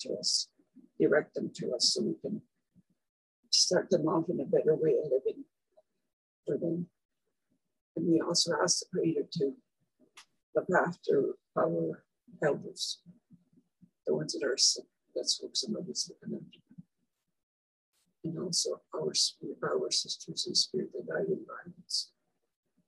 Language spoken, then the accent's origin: English; Saskatchewan, Canada; I was born in Wanneroo, Saskatchewan, and I went to the rest of the school for 8 years in Dublin, Saskatchewan